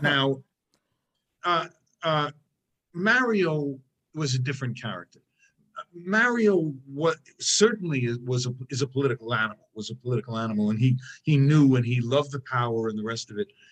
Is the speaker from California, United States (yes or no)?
no; New York, United States; I'm a New Yorker